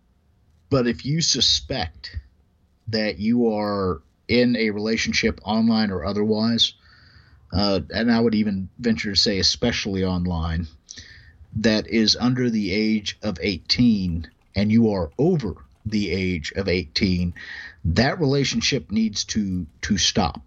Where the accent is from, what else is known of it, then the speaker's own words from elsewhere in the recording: United States; I'm still an American